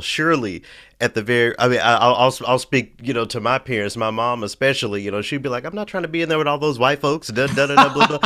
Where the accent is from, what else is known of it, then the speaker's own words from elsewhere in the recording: Memphis, Tennessee, United States; I'm from Memphis